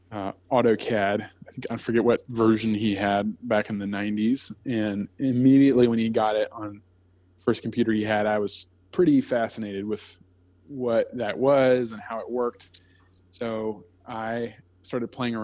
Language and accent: English; Blacksburg, Virginia, United States; I grew up in outside of Blacksburg, Virginia